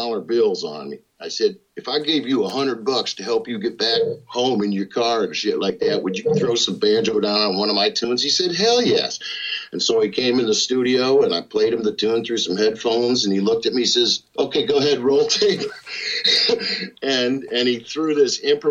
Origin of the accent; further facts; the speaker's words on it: Liverpool, New York, United States; moved away as an adult; also born or lived in New England / Massachusetts; now in Eden, United States; I'm from up in New York State, mostly, you know, 20-some years